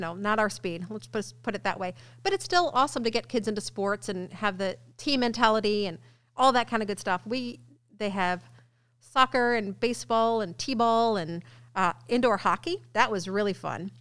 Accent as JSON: {"language": "English", "town": "Ballwin", "region": "Missouri", "country": "United States", "moved": "as an adult", "lives_now": "Illinois, United States", "said": "I'm from Baldwin, West"}